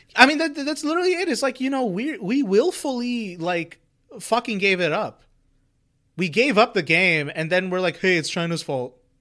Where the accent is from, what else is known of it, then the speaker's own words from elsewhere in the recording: India; growing up in India